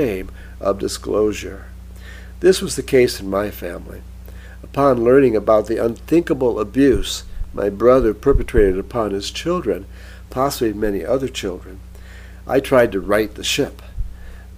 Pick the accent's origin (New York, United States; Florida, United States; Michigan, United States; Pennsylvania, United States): Michigan, United States; growing up in Michigan includes being cursed to lament the good old days when Bobby Lane led the mighty Lions